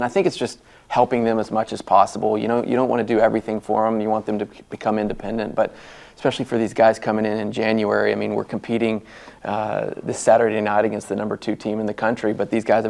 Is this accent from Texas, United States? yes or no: yes; Amarillo, Texas, United States; moved away as an adult; also born or lived in Florida; now in Norman, United States; I grew up in Amarillo, Texas, Big 12, went to the University of Texas, so I kind of grew up in this area